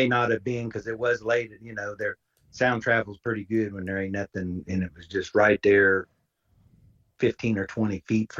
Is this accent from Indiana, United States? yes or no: yes; Indiana, United States; back in my hometown.